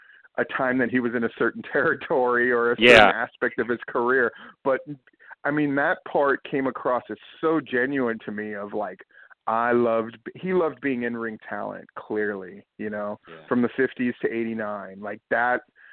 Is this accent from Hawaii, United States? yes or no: yes; Hawaii, United States; when I was a kid growing up in Hawaii on the beaches